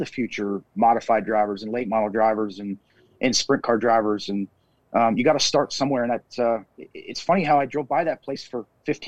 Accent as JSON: {"language": "English", "town": "Minot", "region": "North Dakota", "country": "United States", "tie": "born or raised there", "lives_now": "Fargo, United States", "said": "growing up in Minot"}